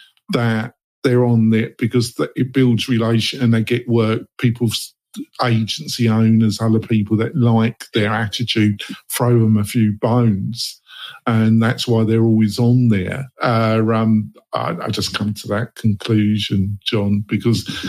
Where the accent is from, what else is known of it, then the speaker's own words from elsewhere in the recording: England, United Kingdom; I'm from England